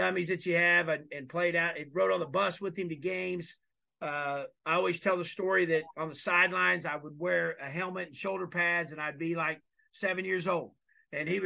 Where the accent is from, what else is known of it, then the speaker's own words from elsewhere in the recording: Eastern Oklahoma, United States; moved away; we're both from Oklahoma